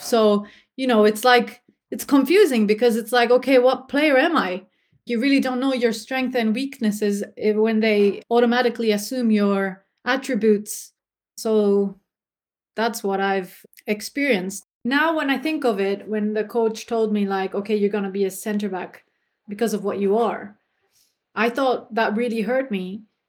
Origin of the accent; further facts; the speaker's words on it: Germany; if I say I'm from Germany in England, they'll be like, you sure? You know? And then I'll be like, yeah, well, I'm German, but my mom is from Philippines.